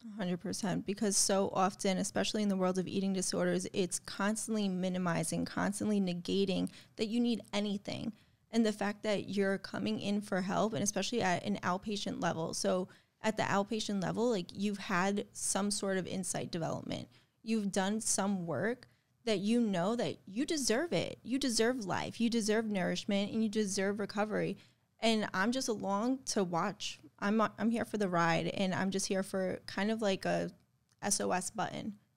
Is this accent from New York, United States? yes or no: yes; New York, United States; I'm from New York